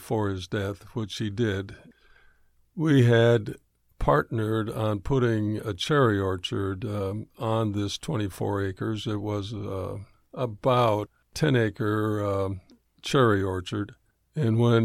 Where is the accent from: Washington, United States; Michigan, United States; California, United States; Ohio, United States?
Michigan, United States; Berrien Springs; moved away as an adult; also born or lived in Detroit area, Michigan; moved back from the Detroit area to where both my wife and I were raised here in Berrien Springs.